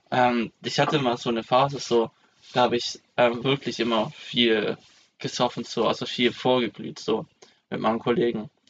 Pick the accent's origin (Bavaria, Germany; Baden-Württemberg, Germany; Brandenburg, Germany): Baden-Württemberg, Germany; Esslingen; die haben den letzten Zug genommen zurück ähm, nach, nach Esslingen zu meiner Heimat.